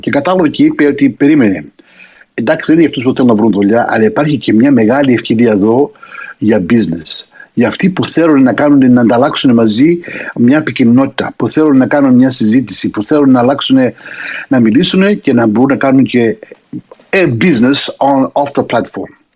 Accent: Australia; also born or lived in Greece; είμαι στην πατρίδα μου εδώ στην Αυστραλία

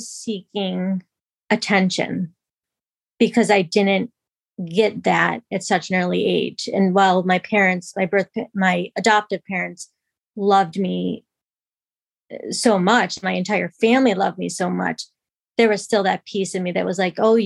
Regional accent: New York, United States; moved away as an adult; now in Massachusetts, United States; I grew up in New York and I now live in Massachusetts

